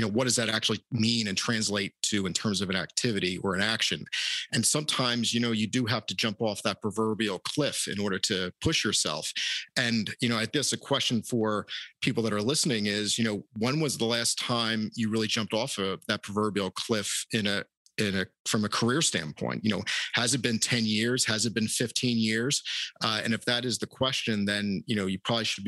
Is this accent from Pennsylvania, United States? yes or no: yes; Philadelphia, Pennsylvania, United States; a young sports fan born and raised in Philadelphia